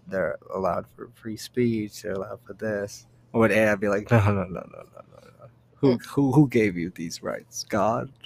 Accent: United States; I'm from America

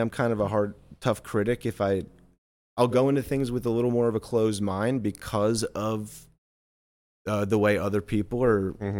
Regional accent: Allendale, New Jersey, United States; moved away as an adult; now in Los Angeles, United States; growing up in New Jersey

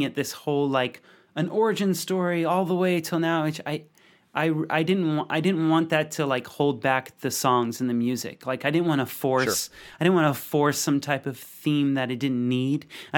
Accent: Texas, United States; like I'm from Texas, you know what I mean?

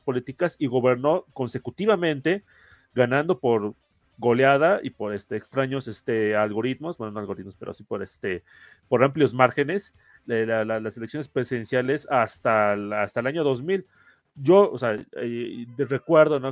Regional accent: Mexico; nosotros como mexicanos

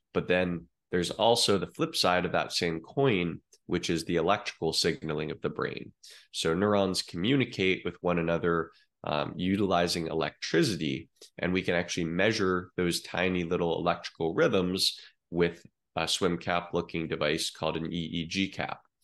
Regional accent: Eugene, Oregon, United States; moved away as an adult; now in Miami, United States; I grew up in Eugene, Oregon, uh, Tracktown, USA

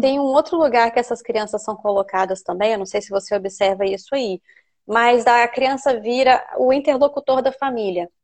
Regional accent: Brazil; now in United Kingdom; Nós, os brasileiros

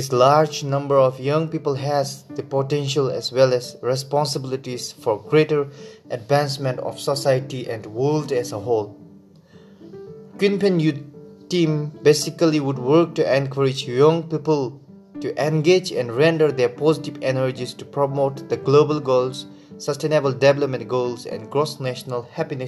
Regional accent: Bhutan; from Bhutan

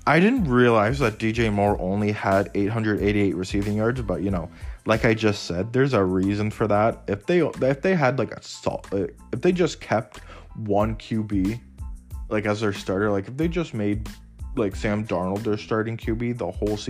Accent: Canada; I'm Canadian too

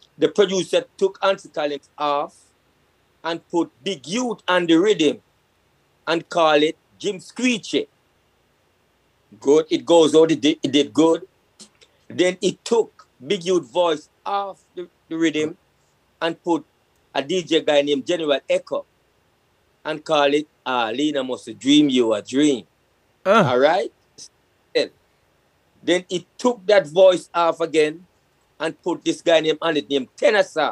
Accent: Kingston, Jamaica; also born or lived in Trenchtown / Spanish Town Road, Kingston; I grew up in Greenwich Farm

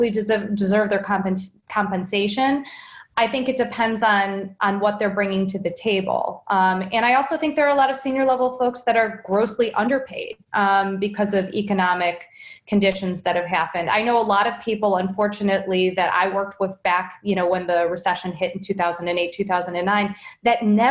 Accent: Cleveland, Ohio, United States; also born or lived in Boston; I grew up here in Cleveland

